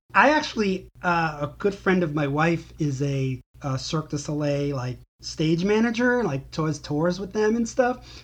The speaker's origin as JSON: {"language": "English", "region": "New York", "country": "United States", "moved": "as an adult", "said": "I'm a New Yorker. I don't, might not live there currently, but the vast majority of my life, and up till very recently, I lived in New York"}